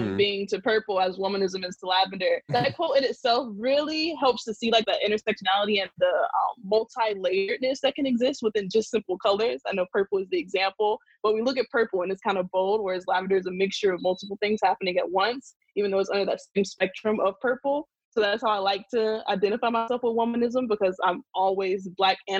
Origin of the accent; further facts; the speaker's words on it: South Carolina, United States; moved away as an adult; also born or lived in Montgomery, Alabama / Cincinnati, Ohio; now in Philadelphia, United States; I'm from South Carolina